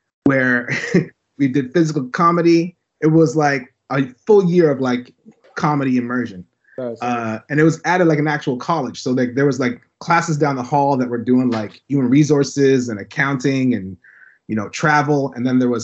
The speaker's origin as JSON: {"language": "English", "town": "Toronto", "region": "Ontario", "country": "Canada", "tie": "born or raised there", "also_born_or_lived": "St. Kitts and Nevis", "said": "So I grew up in Toronto."}